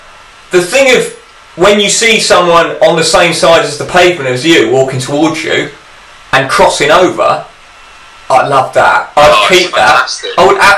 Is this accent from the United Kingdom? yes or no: yes; England, United Kingdom; I waved at the cat, which is my right as an Englishman.